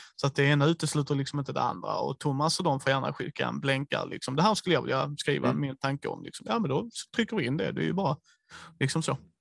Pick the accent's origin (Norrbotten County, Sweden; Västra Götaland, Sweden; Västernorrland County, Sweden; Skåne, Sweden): Skåne, Sweden; vi är skåningar